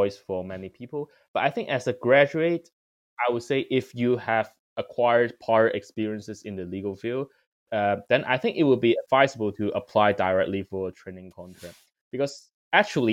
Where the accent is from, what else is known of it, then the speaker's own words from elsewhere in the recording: Hong Kong; moved away as an adult; now in London, United Kingdom; I'm from Hong Kong